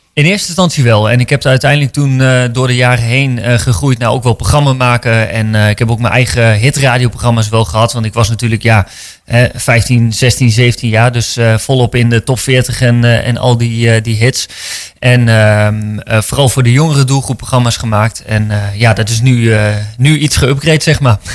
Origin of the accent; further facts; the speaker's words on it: Winterswijk, Gelderland, Netherlands; moved away as an adult; also born or lived in Randstad; in mijn tienerjaren in de Achterhoek in Winterswijk, waar ik vandaan kom